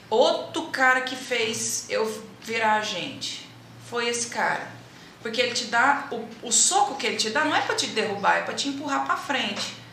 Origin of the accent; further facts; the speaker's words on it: Uberlândia, Minas Gerais, Brazil; a gente é de Uberlândia, para quem não sabe, nós somos de Uberlândia. E a gente morava no São Jorge, que é na periferia de Uberlândia